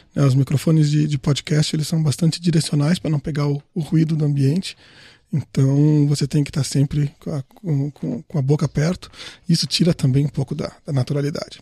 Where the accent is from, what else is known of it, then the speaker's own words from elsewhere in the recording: Rio Grande do Sul, Brazil; O Solon e eu somos gaúchos